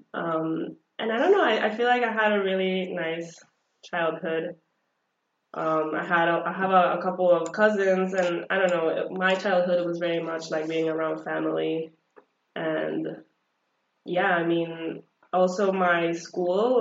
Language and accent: English; El Salvador; first language Spanish; English is a second language; now in United States; I was born and raised in El Salvador